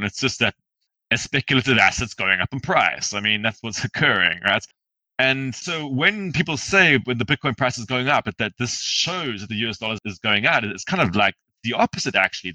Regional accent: South Africa; also born or lived in Zimbabwe; my family's from Zimbabwe. I grew up in South Africa, but I've spent a lot of time in Zimbabwe

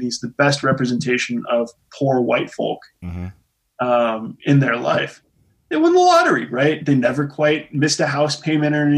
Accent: Terre Haute, Indiana, United States; I grew up in Terre Haute.

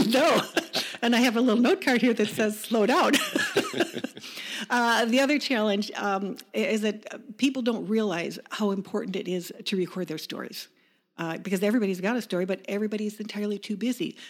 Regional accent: Chicago suburbs, Illinois, United States; moved away as an adult; also born or lived in Wisconsin / Clintonville / Colorado / Atlanta, Georgia; so we were born in Chicago, raised in the suburbs

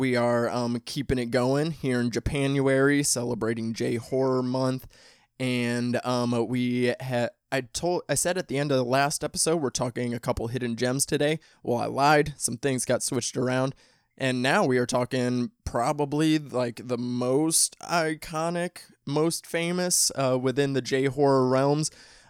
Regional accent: Midwest, United States; accent: Midwestern; people out here especially like talk about my accent, like having a Midwestern accent.

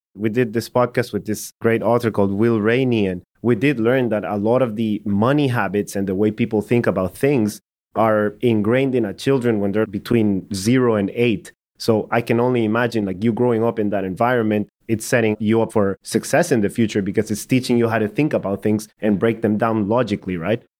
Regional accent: El Salvador; moved away; I'm from El Salvador

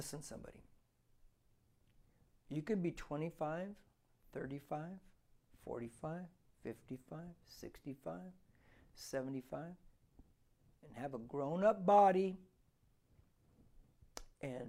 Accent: United States; I'm an American-Mexican because I'm from here, okay? I'm an American

